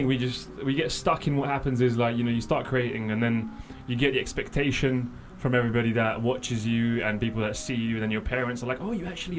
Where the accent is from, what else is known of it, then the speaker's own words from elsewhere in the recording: Croatia; born there; moved away; I was born in Croatia.